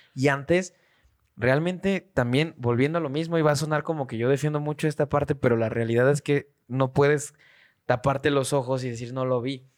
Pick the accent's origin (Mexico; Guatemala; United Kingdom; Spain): Mexico; Siempre he recibido educación en México